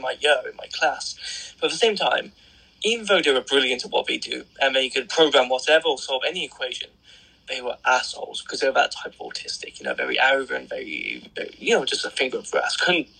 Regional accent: Birmingham, West Midlands, United Kingdom; accent: Birmingham; when I get really pissed off or angry and start shouting, which is very rare, the Birmingham accent does come out.

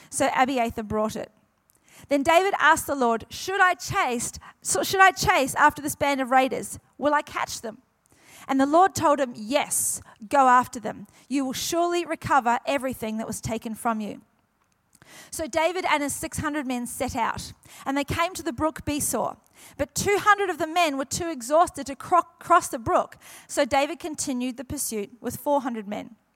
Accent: New Zealand; also born or lived in Queensland; now in New South Wales, Australia; New Zealand originally, and everyone goes, "Oh, you're used to the cold," and I tell them this is why I moved from New Zealand to Queensland, and then God sent me to New South Wales.

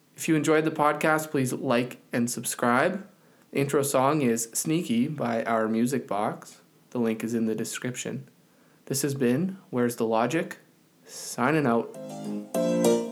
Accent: Canada; in Canada we don't study U S geography in school

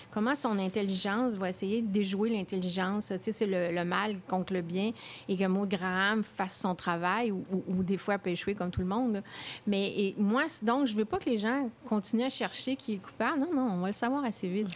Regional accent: Quebec City, Quebec, Canada; moved away; also born or lived in Paris; c'est ma ville natale

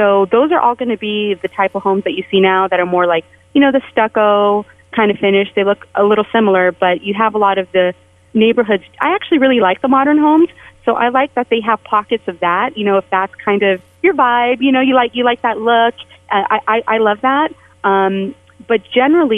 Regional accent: San Jose, California, United States; moved away as an adult; also born or lived in San Francisco; now in Las Vegas, United States; I was mostly raised in San Jose, but I moved to San Francisco before I came to Las Vegas

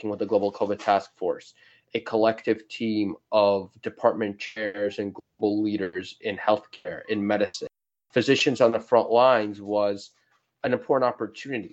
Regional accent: New York, United States; I'm from New York

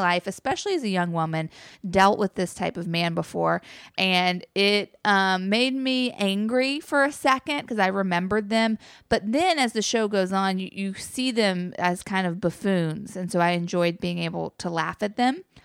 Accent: North Carolina, United States; guys that I grew up with in North Carolina

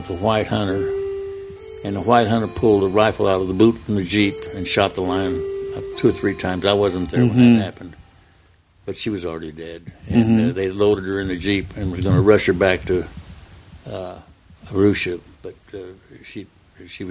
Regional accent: Texas, United States; also born or lived in Oklahoma; now in California, United States; I grew up in Texas

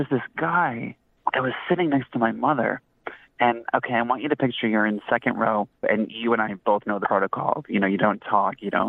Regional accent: Detroit, Michigan, United States; I'm in my hometown. Yeah. And uh, in Detroit, like the houses are like two feet apart

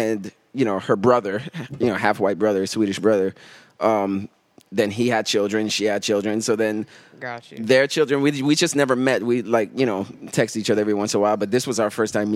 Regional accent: United States; accent: American; I was American

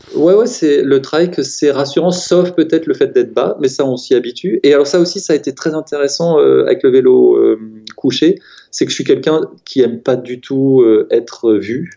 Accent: Strasbourg, Grand Est, France; moved away; also born or lived in Paris; je viens de Strasbourg

